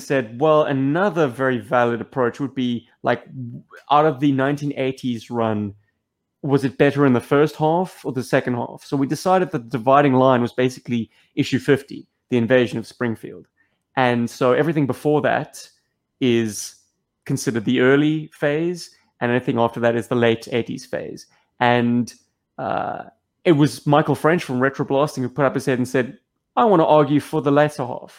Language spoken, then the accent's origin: English; South Africa; now in Australia; I'm a South African